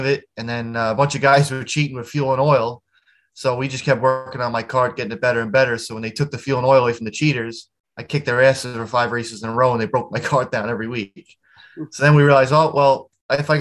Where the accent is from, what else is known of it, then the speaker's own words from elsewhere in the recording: Long Island, New York, United States; I'm just a small Long Island race car driver, born and raised on Long Island